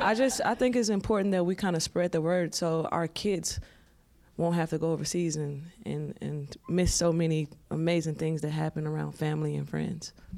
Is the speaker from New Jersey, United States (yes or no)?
no; Chicago, Illinois, United States; moved away; my mom sheltered me, you know, growing up in Chicago